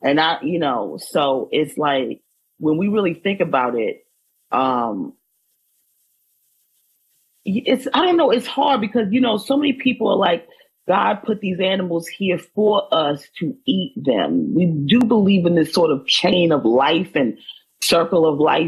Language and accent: English; Maryland, United States; I'm from Maryland